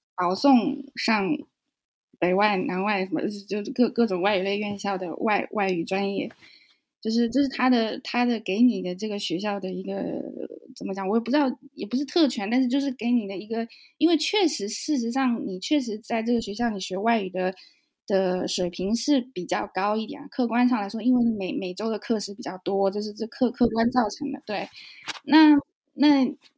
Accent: Nanjing, Jiangsu, China; moved away as an adult; now in Germany; 我是南京人，然后我在，嗯，在国内先学了德语，因为一个机缘巧合在中学有学德语，是第一外语

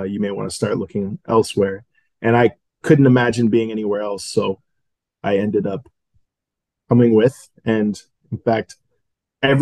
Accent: Minneapolis, Minnesota, United States; moved away as an adult; now in Madison, United States; Yeah, I'm from the Minneapolis, Minnesota area. My family and I moved around a lot. So we've lived in all the surrounding cities around Minneapolis. This is actually my first time living outside of Minnesota.

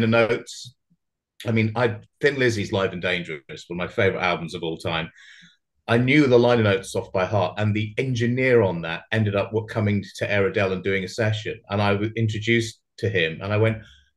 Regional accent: Surrey, South East England, United Kingdom; also born or lived in Brighton / London; I grew up in sort of Surrey, which is kind of like outside of London

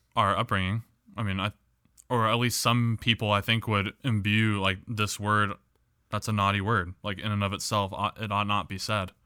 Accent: Midwest, United States; accent: Midwest English

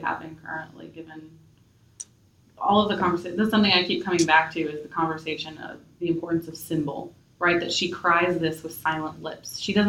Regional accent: United States

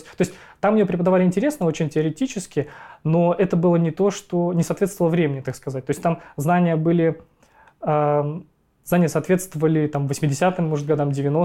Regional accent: Ufa, Bashkortostan, Russia; я родился в городе Уфа, в России

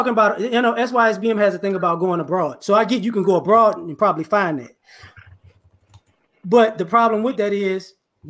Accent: Chicago, Illinois, United States; I grew up in Chicago too. I moved.

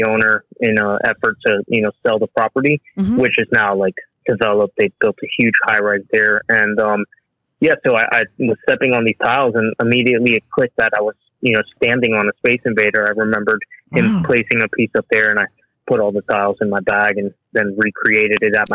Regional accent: Miami, Florida, United States; growing up here in Miami

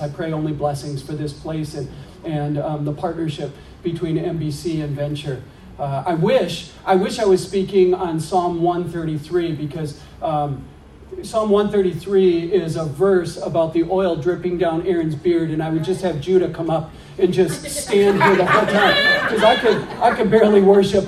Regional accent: Green Bay, Wisconsin, United States; now in Minneapolis, United States; I grew up in Green Bay

